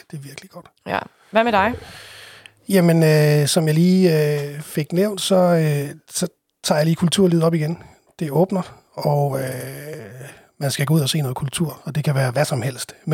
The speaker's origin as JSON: {"language": "Danish", "country": "Italy", "lives_now": "Denmark", "said": "Ja, det har jo givet lidt debat, at jeg har fået sagt, at jeg øh, stammer fra Italien."}